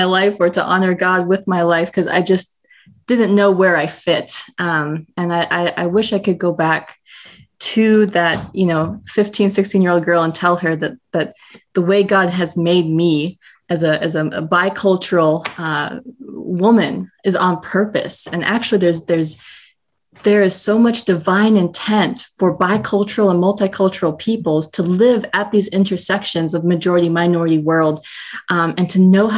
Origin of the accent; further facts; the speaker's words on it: Minnesota, United States; also born or lived in South Carolina; now in Austin, United States; But I was born in South Carolina, grew up in Minnesota, and am now in Austin, Texas